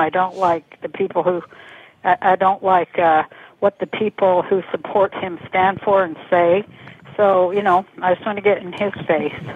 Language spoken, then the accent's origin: English; Salt Lake City, Utah, United States; I'm from Salt Lake City, Utah